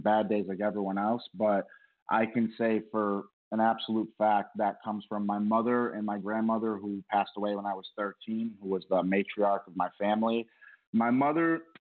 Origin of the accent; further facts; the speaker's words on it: Rochester, New York, United States; moved away as an adult; now in Los Angeles, United States; went back home to my hometown in Rochester.